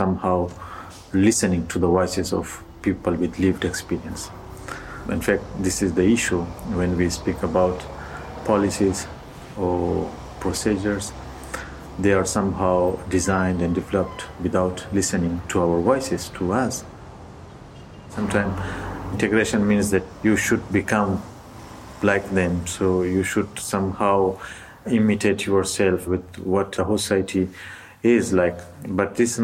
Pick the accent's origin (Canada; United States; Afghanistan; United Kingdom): Afghanistan; Helmand; also born or lived in Pakistan; now in Italy; I come from south of Afghanistan. The region is called Helmand. I was sent outside of Afghanistan by my mother just to not fight for Taliban's in civil war in 90s.